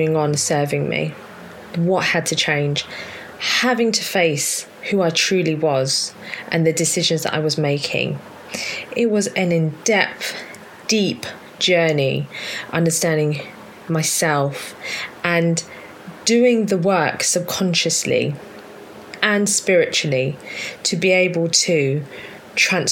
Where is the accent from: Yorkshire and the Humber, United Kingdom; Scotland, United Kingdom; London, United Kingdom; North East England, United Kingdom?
London, United Kingdom; I was born in South London, Southwest London to be specific